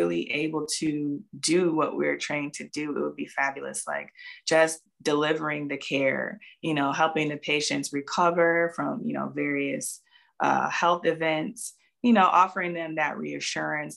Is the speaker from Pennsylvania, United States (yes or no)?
no; Jacksonville, Florida, United States; also born or lived in Pensacola, Florida; I was born in Pensacola, Florida, but I'm actually originally from Jacksonville